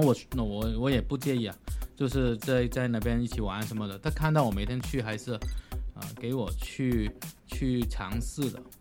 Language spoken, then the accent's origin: Chinese; China; now in United States; 我是中国人嘛